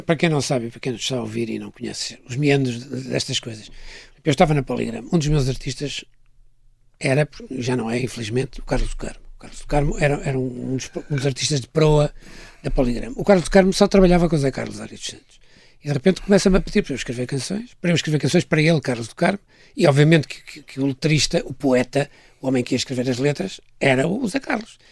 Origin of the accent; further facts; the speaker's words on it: Porto, Norte, Portugal; eu sou do Norte, sou do Porto, nasci no Porto